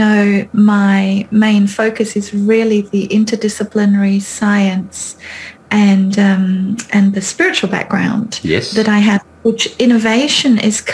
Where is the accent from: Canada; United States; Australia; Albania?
Australia; first language German; English is a second language; moved away as an adult; now in Bath, United Kingdom; I'm Australian by birth